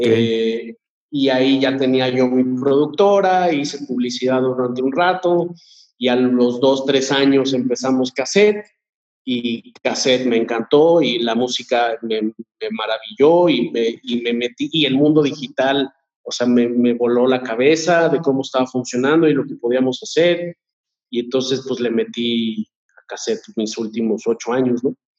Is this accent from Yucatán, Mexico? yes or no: no; Querétaro, Mexico; moved away as an adult; now in Mexico City, Mexico; nací aquí en la Ciudad de México, pero me, bueno, nos fuimos a vivir allá cuando yo tendría, no sé, tres años. Okay. Y vivía allá, o sea, crecí de los tres a los, a los, pues, veinte, más o menos